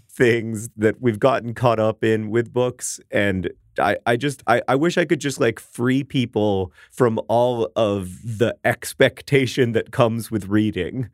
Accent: Orlando, Florida, United States; now in Indianapolis, United States; my hometown of Orlando, Florida

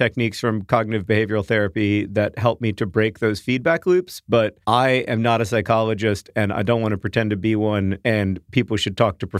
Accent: London, United Kingdom; I'm from London, and I don't remember exactly how it came up, but she said that we British people should get a constitution.

